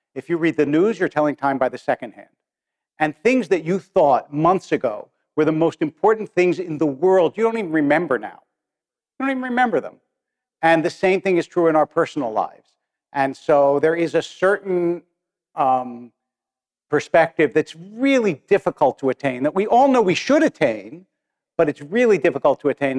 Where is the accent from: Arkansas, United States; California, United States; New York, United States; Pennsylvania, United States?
Pennsylvania, United States; Harrisburg; I remember when I was a kid in yeshiva in Harrisburg, because I was born in Harrisburg, and I was in like third or fourth grade